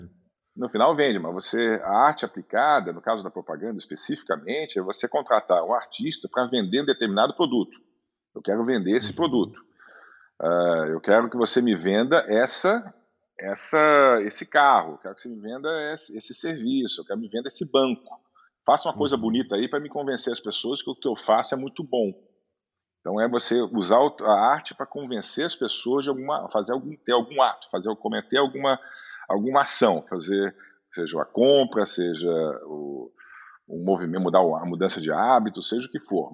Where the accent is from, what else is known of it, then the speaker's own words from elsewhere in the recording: Rio de Janeiro, Brazil; moved away as an adult; also born or lived in Munich / Düsseldorf / São Paulo; eu cresci no Rio, minha, minha adolescência foi no Rio